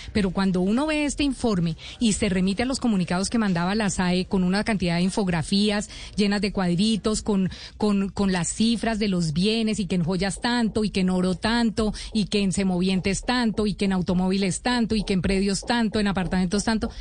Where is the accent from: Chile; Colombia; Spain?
Colombia; como colombiano